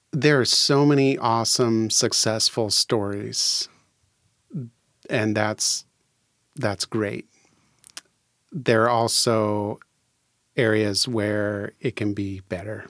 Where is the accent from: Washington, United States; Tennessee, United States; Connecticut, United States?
Washington, United States; Fircrest; I was born and raised in Faircrest